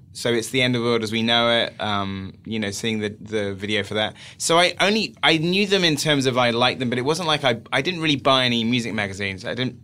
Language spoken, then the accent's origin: English; Wells, South West England, United Kingdom; born or raised there